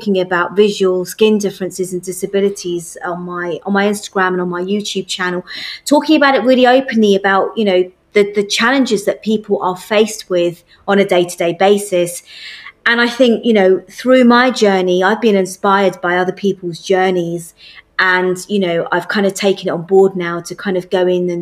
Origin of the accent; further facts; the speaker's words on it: United Kingdom; I'm British Asian